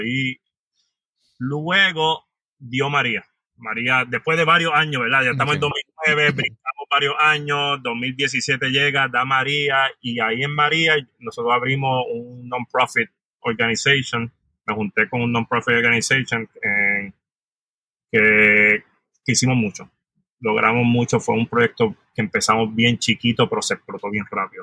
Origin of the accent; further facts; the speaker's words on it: San Juan, Puerto Rico; moved away as an adult; also born or lived in New York, United States; Soy natural de San Juan, Puerto Rico. Me crié en área metropolitana toda mi vida